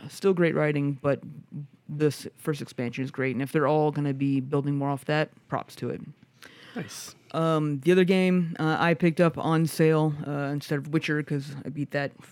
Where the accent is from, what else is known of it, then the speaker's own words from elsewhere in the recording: Midwest, United States; I guess that I'm from the Midwest, and you know it's it's way different uh, uh, on how he is voice acted.